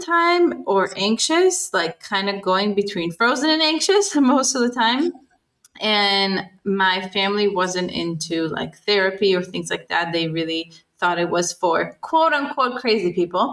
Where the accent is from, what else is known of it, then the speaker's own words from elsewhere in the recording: Israel; I was growing up in Israel